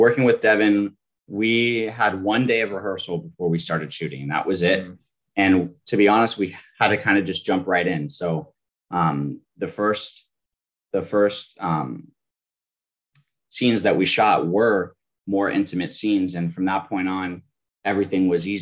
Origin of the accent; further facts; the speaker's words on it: Florida, United States; I was born and raised in Florida